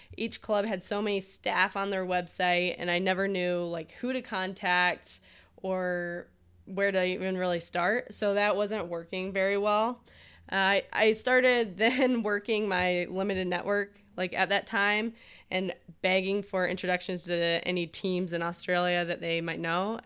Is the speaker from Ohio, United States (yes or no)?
no; Michigan, United States; born or raised there